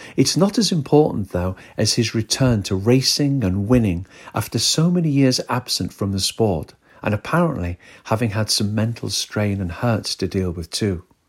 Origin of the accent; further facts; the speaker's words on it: northwest of the UK, North West England, United Kingdom; We are both from the northwest of the U K.